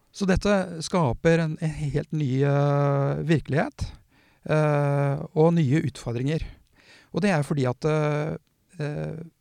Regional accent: Porsgrunn, Telemark, Norway; jeg er jo fra Porsgrunn

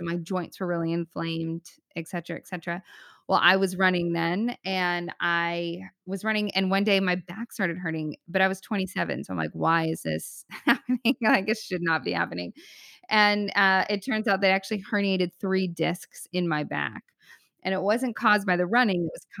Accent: Arizona, United States; also born or lived in California; I'm from Arizona and California. And I'm like now stuck in this frozen tundra.

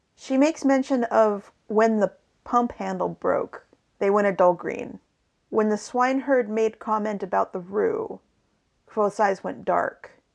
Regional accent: western Washington and/or Oregon, Pacific Northwest, United States; we both hail from the wet part of the Pacific Northwest, which is the western part of Washington and or Oregon.

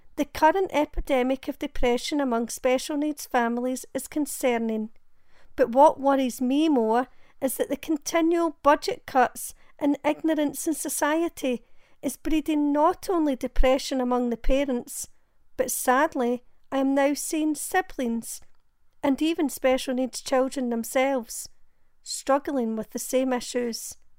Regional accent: Glasgow, Scotland, United Kingdom; I'm from Glasgow in Scotland.

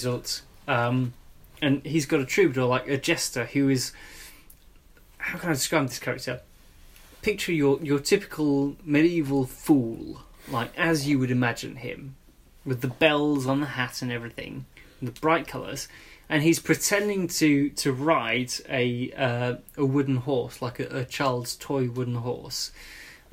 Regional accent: Nantes, Pays de la Loire, France; now in London, United Kingdom; I grew up in France in Nantes

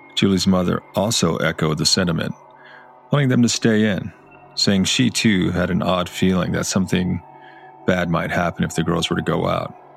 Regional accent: South Texas, United States; I grew up in South Texas

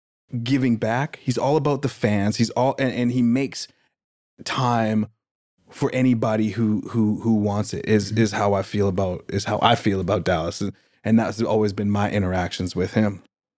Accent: Saskatchewan, Canada; I had a friend of mine that I grew up with in Saskatchewan

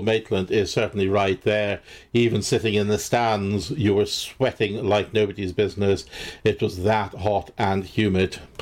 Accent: Scotland, United Kingdom; As a Scot

